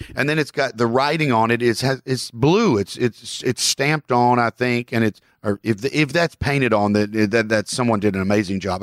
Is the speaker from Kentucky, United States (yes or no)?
yes; Kentucky, United States; I'm a Southerner from Kentucky.